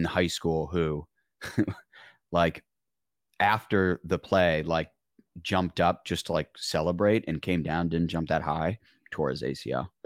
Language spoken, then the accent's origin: English; Michigan, United States; I'm from Michigan.